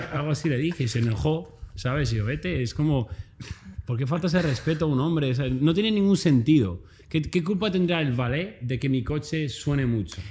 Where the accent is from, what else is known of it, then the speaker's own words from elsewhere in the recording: a small town north of Madrid, Community of Madrid, Spain; moved away as an adult; also born or lived in Australia; now in Los Angeles, United States; yo soy un chaval normal como cualquier persona, nacido en un pequeño municipio del norte de Madrid